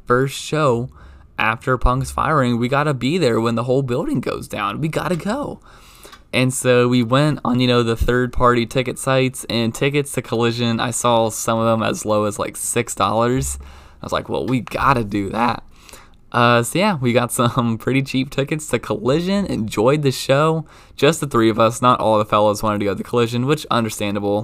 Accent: Baltimore, Maryland, United States; moved away; growing up in Baltimore

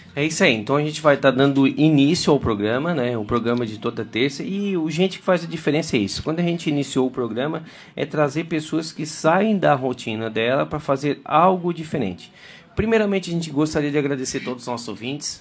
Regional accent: Criciúma, Santa Catarina, Brazil; eu sou de Criciúma.

